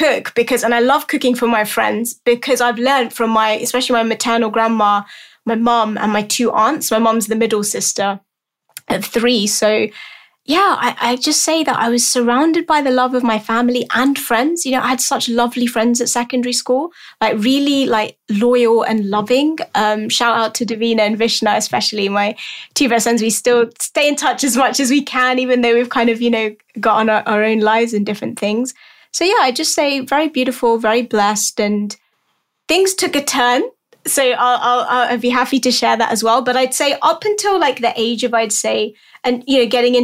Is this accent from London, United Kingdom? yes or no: yes; London, United Kingdom; I'm born and raised in London, lived here all my life.